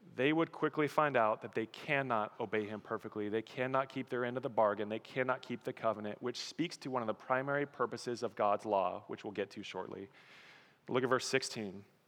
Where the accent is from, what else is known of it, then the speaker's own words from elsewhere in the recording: Colorado, United States; moved away; I'm from Colorado, I miss mountains